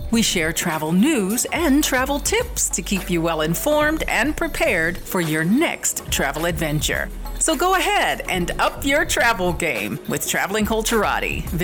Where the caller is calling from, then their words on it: Atlanta, Georgia, United States; I'm calling from Atlanta, Georgia